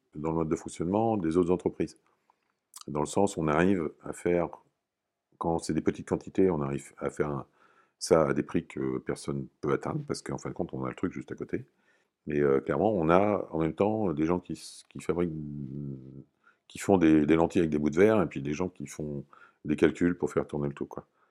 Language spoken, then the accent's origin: French; Normandy, France; moved away as an adult; Comme j'étais normand, je suis revenu dans la région